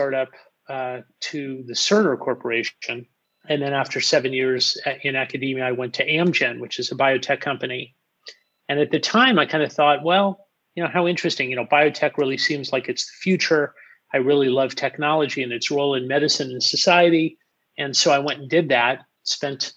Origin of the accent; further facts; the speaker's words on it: Los Angeles, California, United States; born and raised in Los Angeles